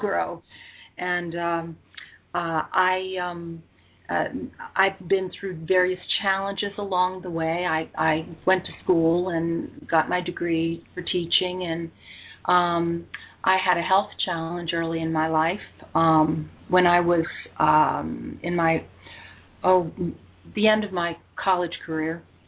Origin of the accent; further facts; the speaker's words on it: United States; also born or lived in Pennsylvania / North Carolina; now in St. George, United States; I'm originally from the East